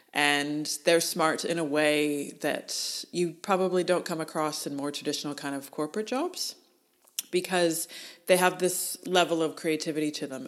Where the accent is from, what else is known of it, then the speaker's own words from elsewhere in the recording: Canada; moved away as an adult; now in Australia; As a Canadian